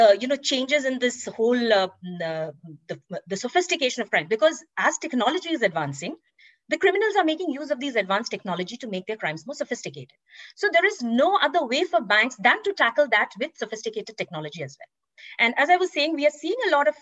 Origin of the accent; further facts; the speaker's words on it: India; moved away as an adult; also born or lived in New York / London / Singapore / Frankfurt; I was born and raised in India, and I started my career in India as well